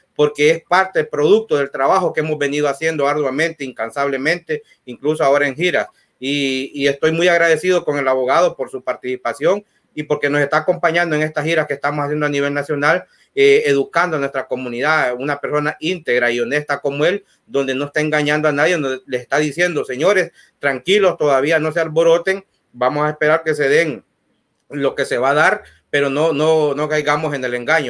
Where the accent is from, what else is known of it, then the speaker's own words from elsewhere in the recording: Honduras; now in United States; los hondureños